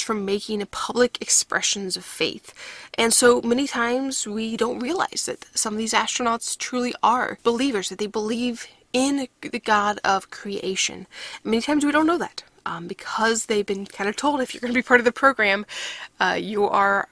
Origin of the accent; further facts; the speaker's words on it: Florida, United States; my home state of Florida